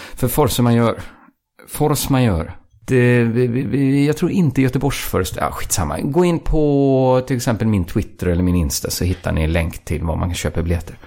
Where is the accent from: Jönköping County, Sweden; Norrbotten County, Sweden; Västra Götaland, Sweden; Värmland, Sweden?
Västra Götaland, Sweden; outside Borås; området där jag växte upp utanför Borås